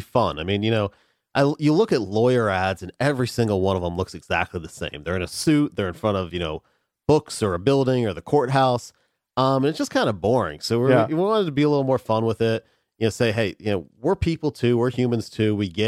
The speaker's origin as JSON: {"language": "English", "town": "Winter Park", "region": "Florida", "country": "United States", "tie": "born or raised there", "also_born_or_lived": "Atlanta / Tallahassee", "said": "Born and raised in Central Florida. Born at the Winter Park Hospital"}